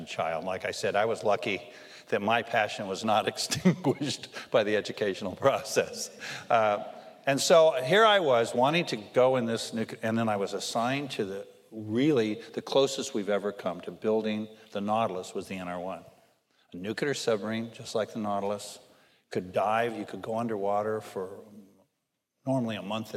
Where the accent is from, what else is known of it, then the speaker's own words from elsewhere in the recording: Los Angeles, California, United States; also born or lived in Wichita, Kansas / Mojave Desert; I grew up here in Los Angeles